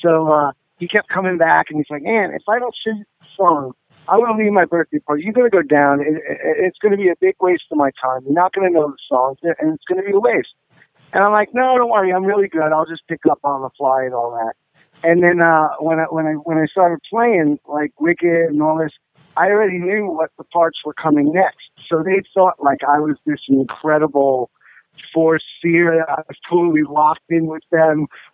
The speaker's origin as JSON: {"language": "English", "town": "New York City", "region": "New York", "country": "United States", "tie": "born or raised there", "moved": "as an adult", "said": "I was born and raised in New York"}